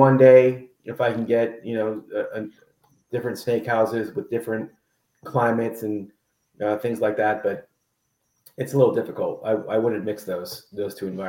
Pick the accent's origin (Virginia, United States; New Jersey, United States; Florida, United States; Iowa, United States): Florida, United States; the Glades; now in North Florida, United States; as a kid growing up in the Glades